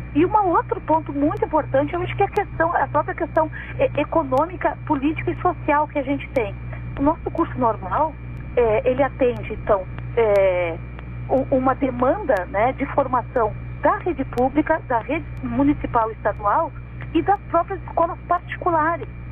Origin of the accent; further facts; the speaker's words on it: Santa Vitória do Palmar, Rio Grande do Sul, Brazil; eu sou de Santa Vitória e lá em Santa Vitória também se ouve a Rádio Pelotas